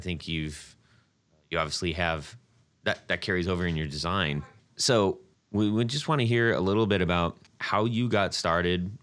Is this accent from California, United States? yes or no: yes; Orange County, California, United States; We're both from Orange County